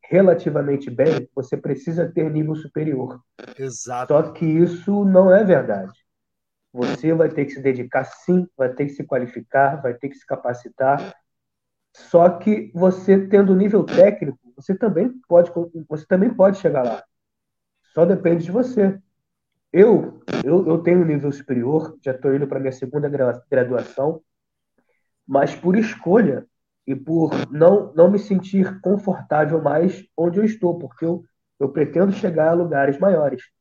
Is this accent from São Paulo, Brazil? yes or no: no; São Gonçalo, Rio de Janeiro, Brazil; eu sou de um lugar chamado, de uma comunidade chamada Salgueiro, Salgueiro e São Gonçalo, tá?